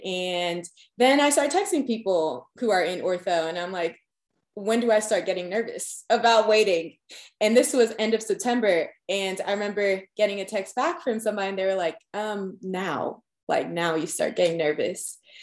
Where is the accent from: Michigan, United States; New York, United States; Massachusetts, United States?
New York, United States; Long Island; moved away as an adult; also born or lived in Georgia; now in Tennessee, United States; I'm originally from Long Island, New York